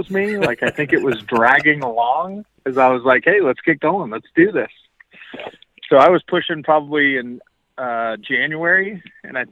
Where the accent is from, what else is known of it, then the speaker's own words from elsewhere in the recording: Bay Area, California, United States; now in Montana, United States; I'm originally from the Bay Area in California